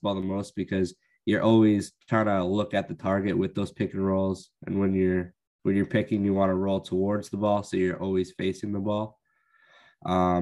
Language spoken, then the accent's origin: English; a small town outside of Calgary, Alberta, Canada; moved away; I'm from Alberta. I grew up in a small town outside of Calgary, which is our big city